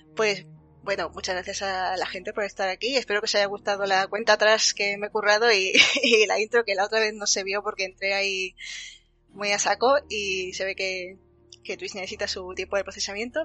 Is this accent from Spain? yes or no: yes; Andalusia, Spain